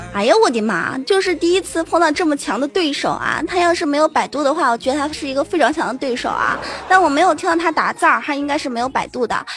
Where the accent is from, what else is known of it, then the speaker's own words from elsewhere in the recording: Fujian, China; 我是福建的，对。啊，嗯，对，对，对，我是福建的。我的，我的闽南语是不是特别，特别地标准？其实有时候我也觉得我的闽南语实在是太标准了